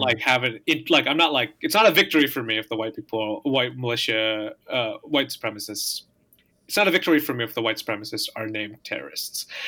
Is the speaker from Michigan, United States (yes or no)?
yes; Michigan, United States; growing up in Michigan